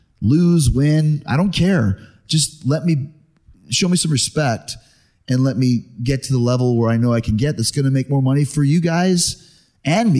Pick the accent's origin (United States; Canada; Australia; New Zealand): Canada; Winnipeg, Manitoba; I grew up in Winnipeg, Canada